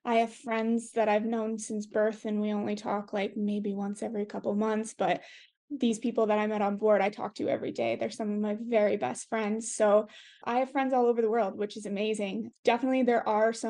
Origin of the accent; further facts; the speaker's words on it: Canada; as a Canadian